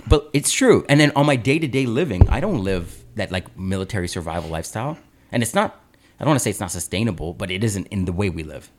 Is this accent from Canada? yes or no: yes; Aurora, Ontario, Canada; growing up in Aurora, Ontario